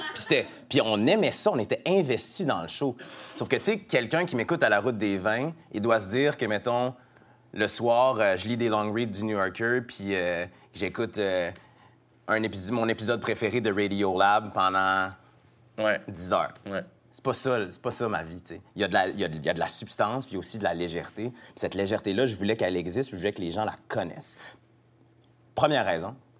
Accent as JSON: {"language": "French", "town": "Quebec City", "region": "Quebec", "country": "Canada", "tie": "born or raised there", "said": "je viens de Québec, j'ai grandi avec des amis, tous mes amis ou presque sont blancs"}